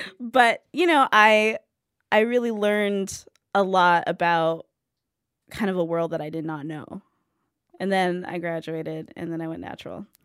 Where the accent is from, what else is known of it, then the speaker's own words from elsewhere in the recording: California, United States; I grew up in California